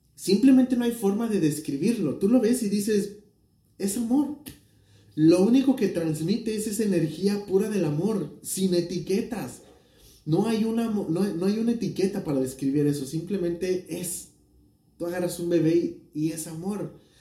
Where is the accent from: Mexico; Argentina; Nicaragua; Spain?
Mexico; México, de donde yo soy